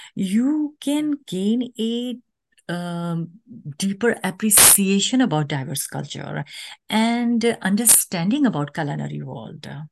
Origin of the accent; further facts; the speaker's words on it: Pakistan; moved away as an adult; now in United States; as a nation, Pakistani women